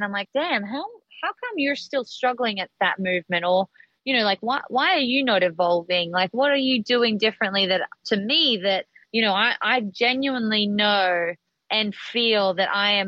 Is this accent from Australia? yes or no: yes; Australia; when I grew up in Australia.